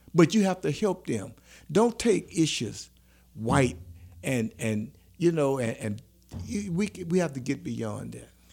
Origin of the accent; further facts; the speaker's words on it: New Roads, Louisiana, United States; boys from New Roads